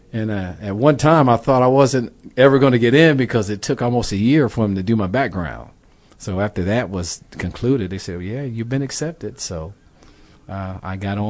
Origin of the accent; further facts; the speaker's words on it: Philadelphia, Pennsylvania, United States; moved away as an adult; now in Dallas, United States; I came from Philadelphia, Pennsylvania. I lived in a low income area.